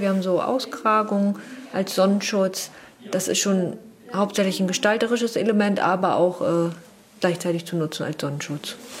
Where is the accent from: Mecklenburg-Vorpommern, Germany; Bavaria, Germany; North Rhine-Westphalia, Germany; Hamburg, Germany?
Mecklenburg-Vorpommern, Germany; Wismar; Wir kommen aus Wismar